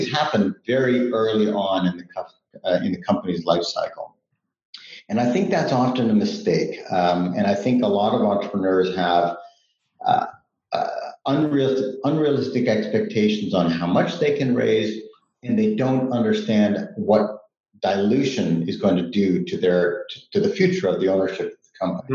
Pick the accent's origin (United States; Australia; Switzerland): Switzerland; moved away; also born or lived in Canada; we grew up in Switzerland, and we moved to Canada. My mom is Canadian